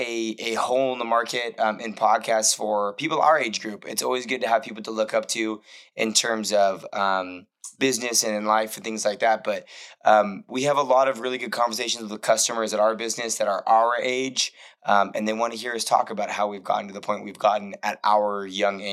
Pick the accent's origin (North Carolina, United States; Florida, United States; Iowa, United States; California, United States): California, United States; Port Hueneme; I'm from Port Hueneme, but Port Hueneme is a really small town that everyone thinks is Oxnard. It's like a small little Navy town in Southern California.